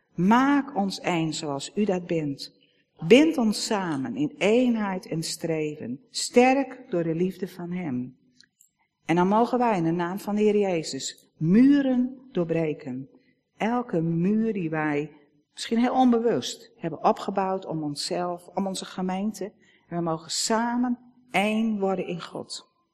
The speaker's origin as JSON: {"language": "Dutch", "country": "Netherlands", "said": "als Nederlanders"}